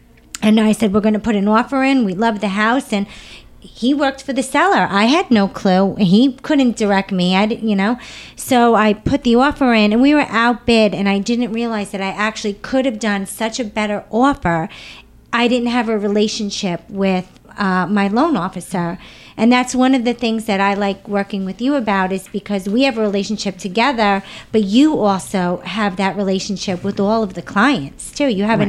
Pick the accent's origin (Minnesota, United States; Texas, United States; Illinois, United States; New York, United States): New York, United States; Nassau County; also born or lived in South Amityville, New York / Kings Park, New York; I grew up in Nassau County, and my first house is in South Amityville.